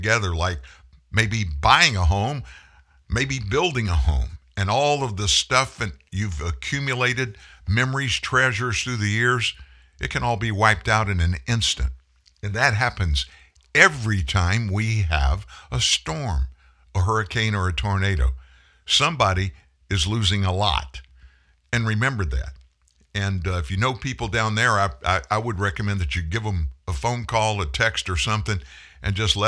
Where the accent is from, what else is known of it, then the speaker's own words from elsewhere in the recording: South Louisiana, United States; I grew up in South Louisiana with lots of hurricanes.